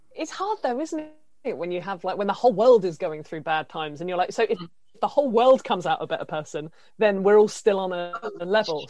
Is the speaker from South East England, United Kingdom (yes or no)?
yes; Isle of Wight, South East England, United Kingdom; moved away as an adult; now in London, United Kingdom; I'm from the Isle of Wight and I moved to London about four years ago